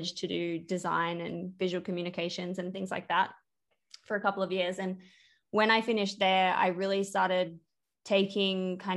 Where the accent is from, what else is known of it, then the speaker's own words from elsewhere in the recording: Brisbane, Queensland, Australia; where I grew up in Brisbane